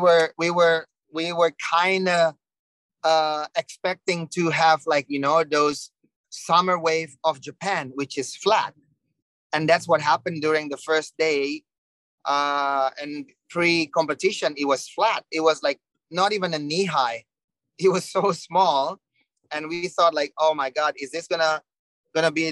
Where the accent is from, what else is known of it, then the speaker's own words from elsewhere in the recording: Legian, Bali, Indonesia; English is a second language; So I was grow up in Legian. That's my beach, you know, home break. I start to surf in Legian, and ever since I'm from Bali.